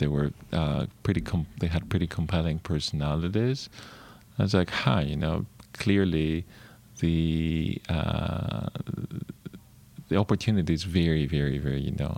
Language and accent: English; Greece; moved away as an adult; growing up in Greece